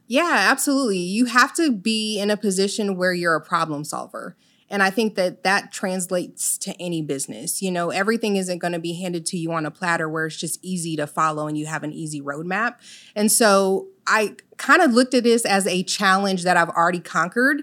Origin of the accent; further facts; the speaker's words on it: Illinois, United States; moved away as an adult; also born or lived in Virgin Islands; I'm originally from Illinois. However, my parents are Jamaican.